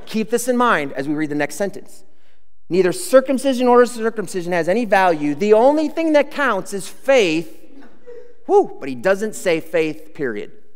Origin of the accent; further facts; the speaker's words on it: United States; as American citizens